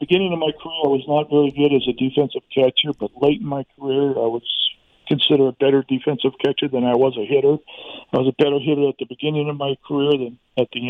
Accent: Arizona, United States; growing up in Little League, Pony League, Colt League, American Legion teams, semi-pro teams here in town

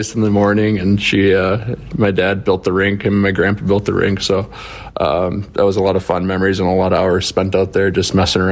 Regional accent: United States; being American

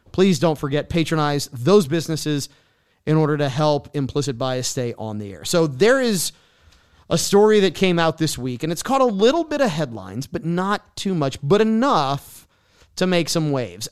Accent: New Orleans, Louisiana, United States; moved away as an adult; also born or lived in Lafayette; my hometown, so it's no secret that I am a New Orleans native

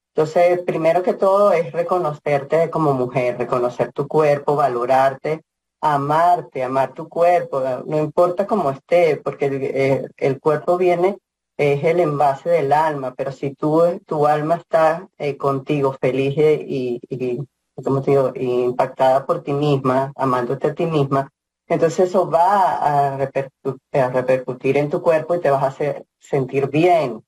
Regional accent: Venezuela; moved away as an adult; also born or lived in Boulder, Colorado; now in Lafayette, United States; Soy de Venezuela, y empecé a ser voluntaria en Venezuela

